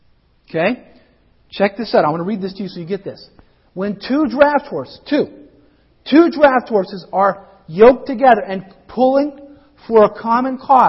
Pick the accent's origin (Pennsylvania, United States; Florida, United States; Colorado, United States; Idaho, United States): Colorado, United States; I grew up in Colorado